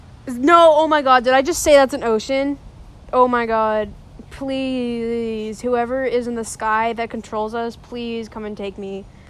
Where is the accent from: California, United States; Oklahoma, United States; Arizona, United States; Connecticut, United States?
Oklahoma, United States; Oklahoma City; born there; now in Texas, United States; I was not born in Bethany. Who told me I was born in Bethany? I was born in Oklahoma City.